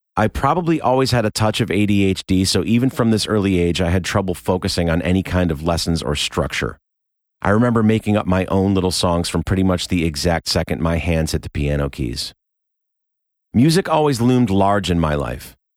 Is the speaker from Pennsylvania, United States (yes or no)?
no; Rochester, New York, United States; I was born in Rochester, New York in nineteen seventy-one